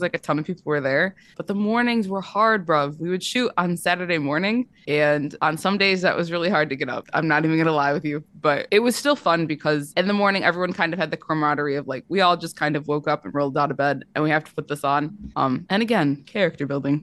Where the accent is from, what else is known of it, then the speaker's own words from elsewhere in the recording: Michigan, United States; I went to school in Michigan. I'm from Michigan.